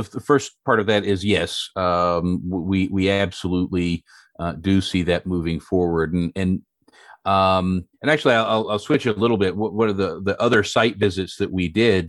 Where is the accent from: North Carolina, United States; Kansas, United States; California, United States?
North Carolina, United States; Western; I grew up in a, a very rural, uh, community, a farming community, uh, in Western North Carolina